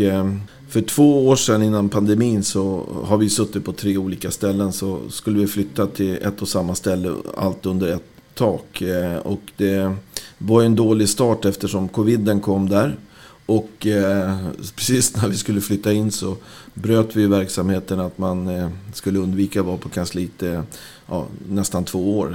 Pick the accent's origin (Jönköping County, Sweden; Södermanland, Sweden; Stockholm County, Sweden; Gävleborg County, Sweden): Stockholm County, Sweden; Rö; i Röda där jag växte upp